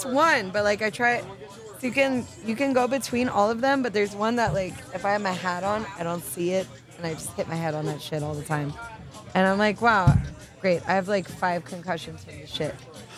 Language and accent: English; Miami, Florida, United States; Sorry. We're from Miami.